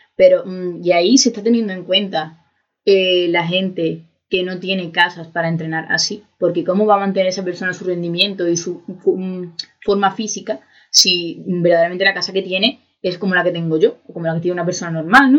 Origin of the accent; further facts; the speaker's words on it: Seville, Andalusia, Spain; yo soy de Sevilla